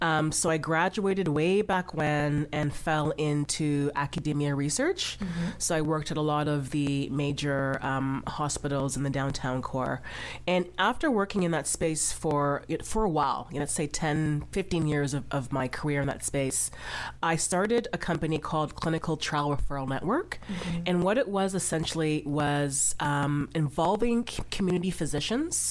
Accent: Ghana; moved away; I'm from Ghana, that's my background

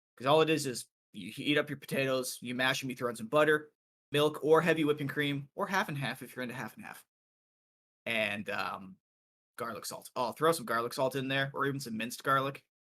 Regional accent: Iowa, United States; I am from Iowa

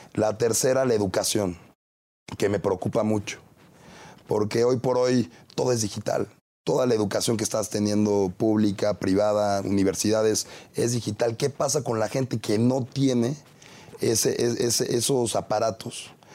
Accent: Tlalpan, Mexico City, Mexico; soy un joven de 29 años, tlalpense, empresario

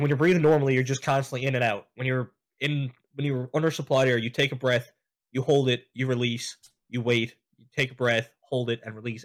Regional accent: St. John's, Newfoundland and Labrador, Canada; I was born and raised in Saint John's

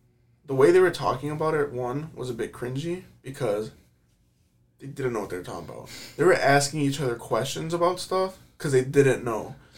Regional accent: United States; as an American

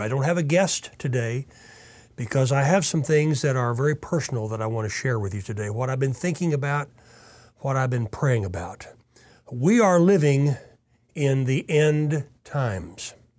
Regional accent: Tulsa, Oklahoma, United States; I was born right here in Tulsa, Oklahoma

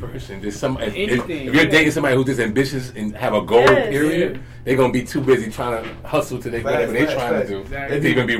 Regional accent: New York, United States; now in Texas, United States; I'm originally from New York

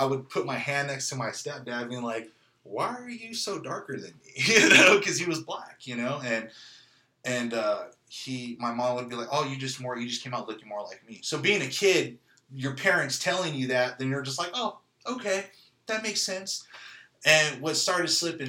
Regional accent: San Jose, California, United States; now in Kansas City, United States; I was born in 83, you know, 1983, East Side, San Jose, California, in the hood

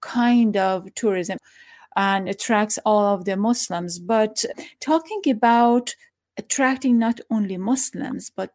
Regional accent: Iran; moved away; I am from Iran.

